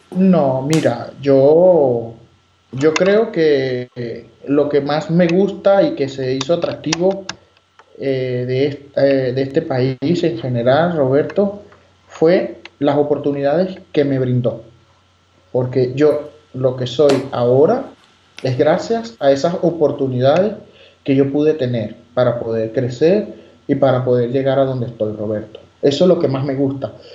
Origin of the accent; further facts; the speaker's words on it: Margarita Island, Nueva Esparta, Venezuela; moved away; yo soy de Oriente, soy de la isla de Margarita